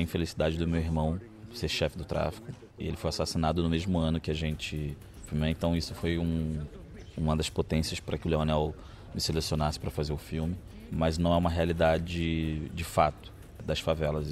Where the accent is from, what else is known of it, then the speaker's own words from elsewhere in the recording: Maranhão, Brazil; now in Rio de Janeiro, Brazil; Eu sou nordestino, maranhense, mas eu fui radicado no Rio de Janeiro